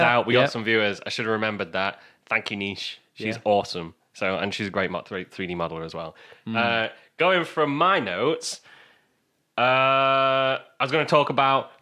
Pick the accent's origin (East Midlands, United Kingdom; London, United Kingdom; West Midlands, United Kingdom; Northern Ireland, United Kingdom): East Midlands, United Kingdom; Lincoln; We're from Lincoln in England